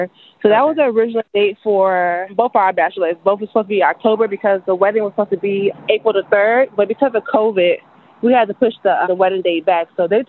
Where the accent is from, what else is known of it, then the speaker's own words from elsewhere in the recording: North Carolina, United States; moved away as an adult; now in DMV area, United States; I'm originally from North Carolina. I moved to the DMV area in 2011.